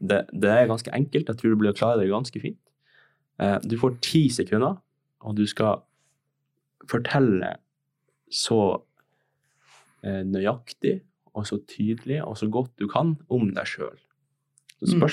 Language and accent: Norwegian; Tromsø, Troms og Finnmark, Norway; now in Oslo, Norway; jeg er 19 år, kommer fra Tromsø. Jeg er født og oppvokst i Tromsø, jeg har bodd her hele livet mitt. Nå har jeg nettopp flytta til Oslo for å studere skuespill på Westerdals.